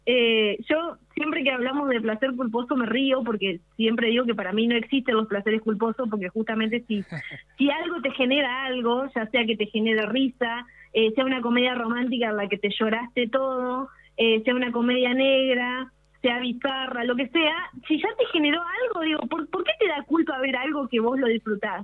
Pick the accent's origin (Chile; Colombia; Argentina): Argentina; Villaguay, Entre Ríos; yo, de hecho, soy de Villaguay